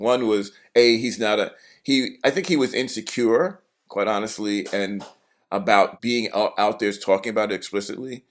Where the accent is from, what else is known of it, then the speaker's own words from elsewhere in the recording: New York City, New York, United States; I grew up in Brooklyn